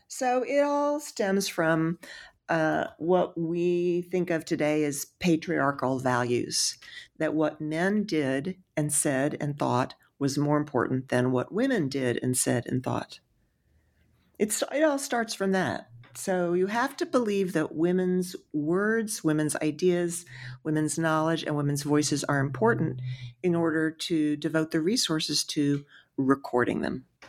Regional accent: Texas, United States; I'm from Texas

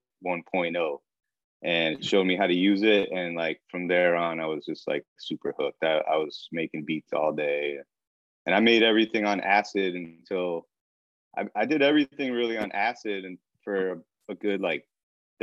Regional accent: Rockford, Illinois, United States; now in Chicago, United States; I grew up in Rockford, Illinois, which is about an hour and a half north of Chicago

